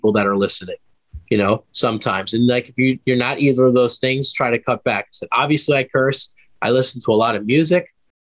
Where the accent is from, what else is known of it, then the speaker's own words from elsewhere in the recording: New York City, New York, United States; I grew up in Queens, New York